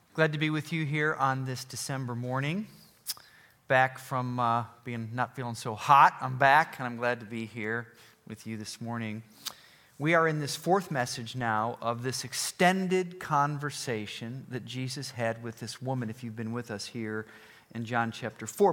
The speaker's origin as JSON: {"language": "English", "town": "Rochester", "country": "United States", "also_born_or_lived": "Dallas", "moved": "as an adult", "said": "I'm from Rochester"}